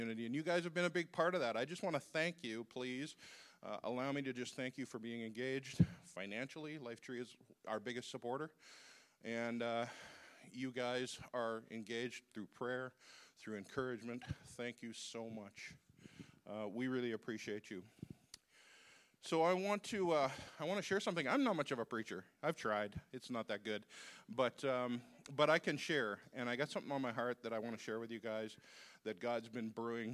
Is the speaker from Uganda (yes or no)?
yes; Uganda; I'm from Uganda.